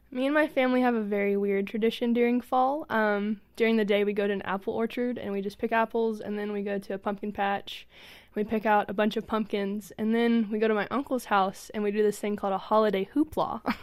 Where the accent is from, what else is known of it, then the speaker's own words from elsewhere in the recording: Kentucky, United States; I'm from Kentucky.